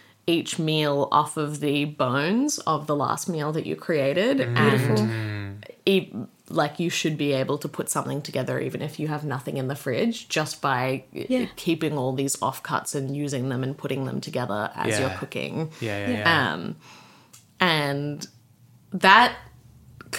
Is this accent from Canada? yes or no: no; Sydney, New South Wales, Australia; I spent the first half of my childhood, like up until I was 14 or so, in La Crosse in Sydney